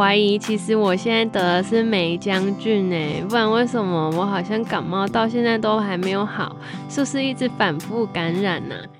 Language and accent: Chinese; Taichung, Taiwan; 身为台中人的我，